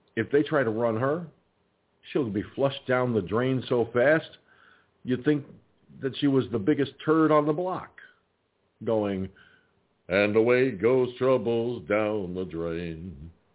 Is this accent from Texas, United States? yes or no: no; Peekskill, New York, United States; moved away; the Peekskill Field Library in my home there in my hometown